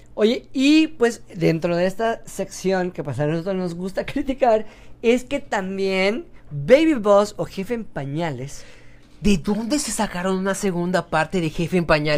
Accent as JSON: {"language": "Spanish", "region": "Yucatán", "country": "Mexico", "said": "soy yucateco"}